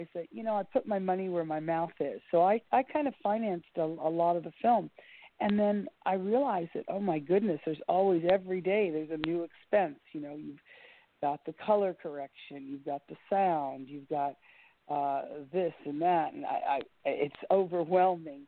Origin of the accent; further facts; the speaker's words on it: Miami, Florida, United States; growing up in Miami